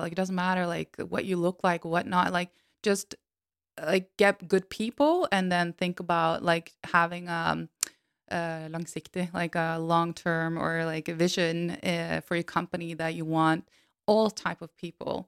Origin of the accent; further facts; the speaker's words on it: Norway; I'm from Norway and, and white